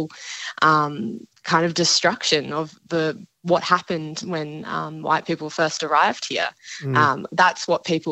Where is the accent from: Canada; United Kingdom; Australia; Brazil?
Australia; Dharawal country south of Sydney, New South Wales; I grew up on Darawal country south of Sydney, and we didn't learn that in schools